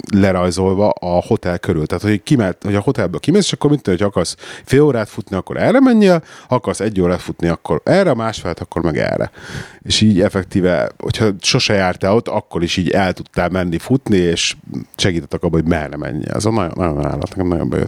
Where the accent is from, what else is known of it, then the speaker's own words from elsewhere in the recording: Hungary; also born or lived in England; now in United Kingdom; az a szülőhazám